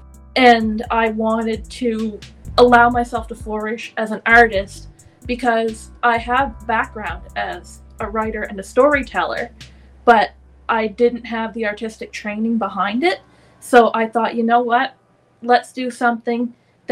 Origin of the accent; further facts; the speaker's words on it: Canada; I come from Canada